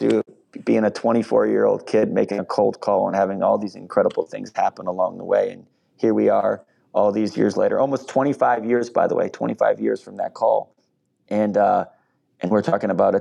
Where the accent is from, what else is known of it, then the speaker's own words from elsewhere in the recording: East Coast, United States; moved away as an adult; now in Minneapolis, United States; I'm from the East Coast, so I'm not from Minnesota